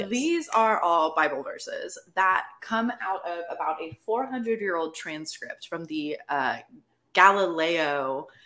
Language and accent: English; Florida, United States; I am also from Florida.